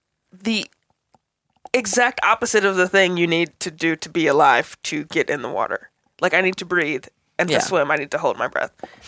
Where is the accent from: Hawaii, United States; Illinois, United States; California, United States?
Illinois, United States; Chicago; now in Los Angeles, United States; I'm from Chicago